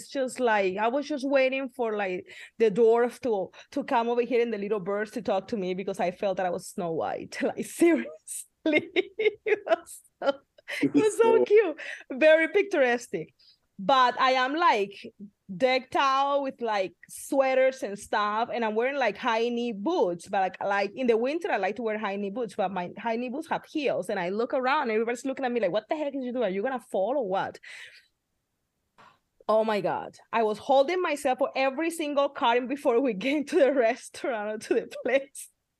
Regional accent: Midwest, United States; now in California, United States; And we came from the Midwest to like buckets of rain here in California

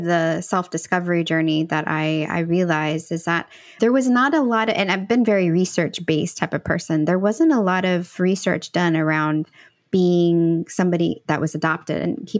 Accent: El Salvador; born there; moved away; oh, I was born in El Salvador. Oh, cool. Like, when did your family come here? And I'm like, well, it was just me.

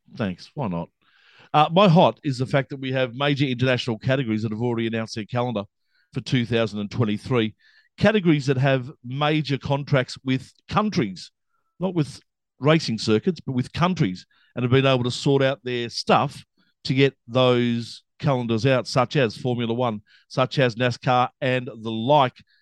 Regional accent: Melbourne, Victoria, Australia; I am from Melbourne

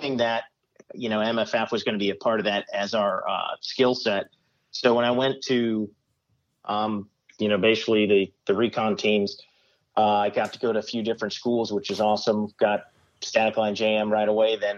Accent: Arizona, United States; moved away as an adult; also born or lived in Fort Bragg, North Carolina; growing up in Arizona, it was kind of nice because I was about 3.5 hours away from my folks

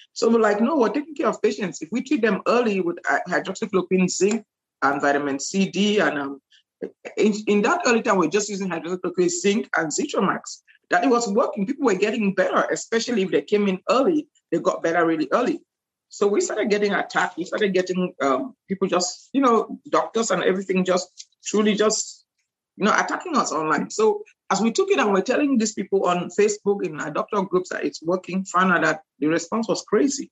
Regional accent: Cameroon; also born or lived in Nigeria / Louisiana, United States; now in Houston, United States; I'm from Cameroon originally

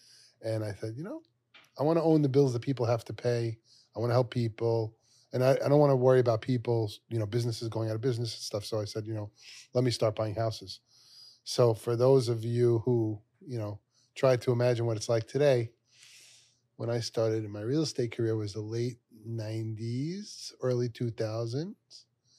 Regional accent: Brooklyn, New York, United States; Yeah, well, I'm from Brooklyn, New York, born and raised there, right around Brooklyn College in that area, Middlewood, Flatbush, like that.

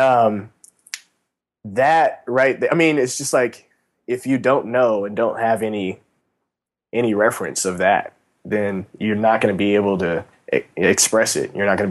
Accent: Kansas City, Missouri, United States; I'm from Kansas City.

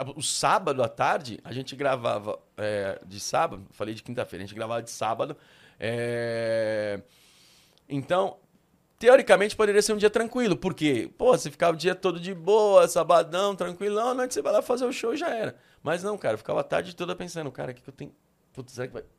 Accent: São Paulo, Brazil; eu sou da Moca desde nascença

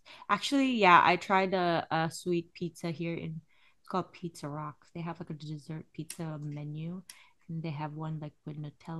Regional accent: Macau; accent: Macau Cantonese; now in United States; We were in Macau, Hong Kong.

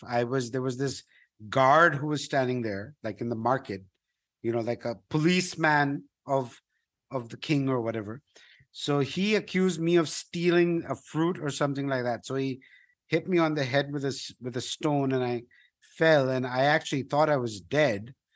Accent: India; I'm a Indian

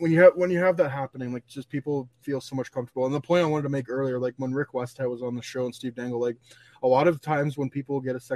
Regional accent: Canada; Like, hockey is such a huge part of our identity

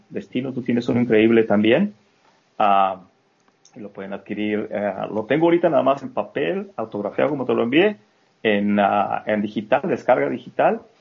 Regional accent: Mexico; moved away as an adult; now in United States; cuando yo me vine de México a Estados Unidos salí corriendo porque me iban a meter a la cárcel

